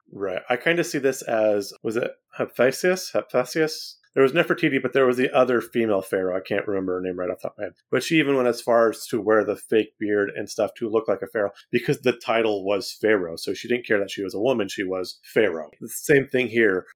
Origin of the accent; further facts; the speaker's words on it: Central California, United States; now in East Tennessee, United States; I grew up in Central California where it is very, very flat